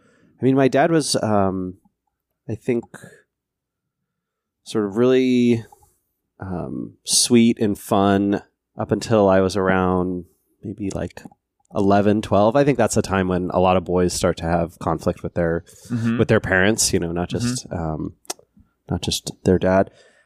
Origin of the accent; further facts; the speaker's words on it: Seattle, Washington, United States; So I grew up here in the Seattle area, but in a very rural part, way out in unincorporated King County, kind of in the forest.